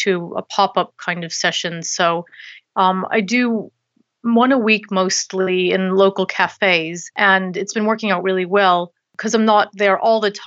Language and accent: English; Boston, Massachusetts, United States; moved away as an adult; now in London, United Kingdom; I'm originally from Boston in the States, Boston, Massachusetts. And I moved here about 11 years ago to do a master's degree